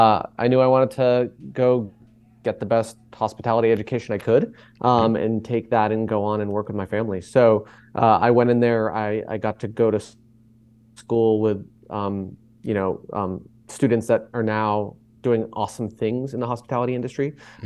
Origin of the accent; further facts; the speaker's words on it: Boston, Massachusetts, United States; I grew up in Boston, Massachusetts, where Maiden was eventually founded. I grew up a close-knit family in downtown Boston